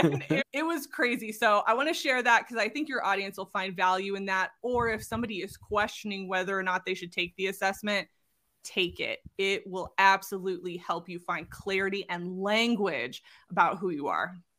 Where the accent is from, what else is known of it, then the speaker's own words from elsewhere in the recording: Southern California, United States; moved away as an adult; now in Utah, United States; I'm originally from Southern California and spent the majority of my life there.